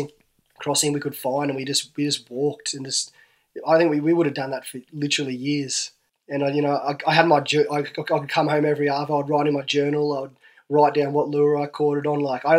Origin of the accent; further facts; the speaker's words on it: Canberra, Australian Capital Territory, Australia; Born in Canberra, yeah, mate.